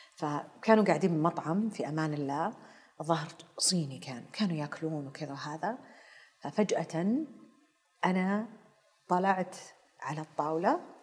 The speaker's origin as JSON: {"language": "Arabic", "town": "Taif", "region": "Makkah Province", "country": "Saudi Arabia", "tie": "born or raised there", "also_born_or_lived": "Karachi, Pakistan / Afghanistan / Germany", "said": "ظلينا بالطائف لين وصلت الجامعه"}